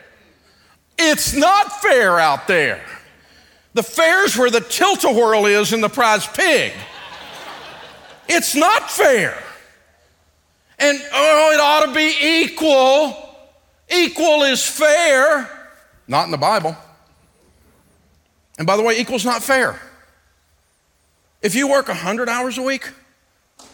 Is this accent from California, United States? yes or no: no; Antioch, Tennessee, United States; I'm from Antioch, Tennessee.